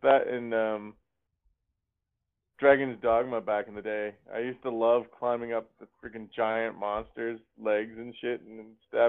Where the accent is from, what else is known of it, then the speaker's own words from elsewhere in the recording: Canada; being a Canadian over here